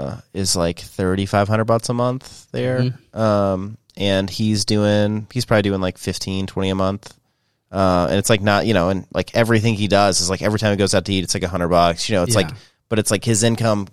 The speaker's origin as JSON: {"language": "English", "town": "Nashville", "region": "Tennessee", "country": "United States", "said": "Well, I come from Nashville, so."}